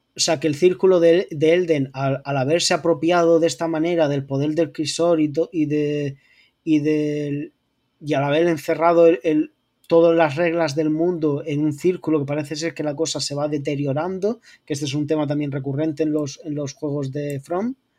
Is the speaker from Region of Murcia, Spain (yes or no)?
yes; Region of Murcia, Spain; accent: Murcian; me dedico profesionalmente a disimular mi acento murciano